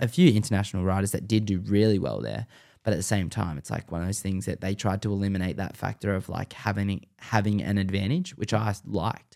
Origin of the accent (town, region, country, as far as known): Sydney, New South Wales, Australia